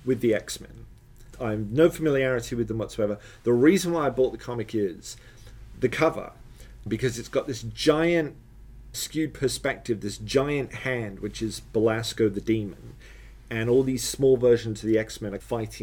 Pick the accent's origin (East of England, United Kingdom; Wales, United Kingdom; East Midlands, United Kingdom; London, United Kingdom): East of England, United Kingdom; Letchworth; moved away; also born or lived in Hollywood, Florida; Letchworth, which is where I grew up